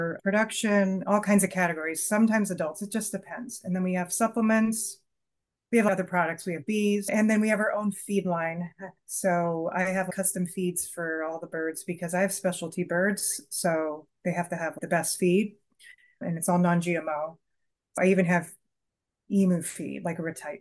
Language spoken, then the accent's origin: English; Southern California, United States; moved away as an adult; now in Vermont, United States; We're from California